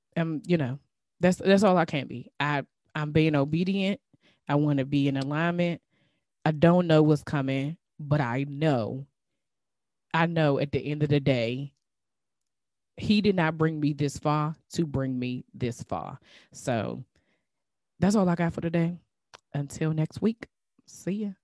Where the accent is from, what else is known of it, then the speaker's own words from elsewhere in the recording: DMV, United States; accent: DMV; my DMV accent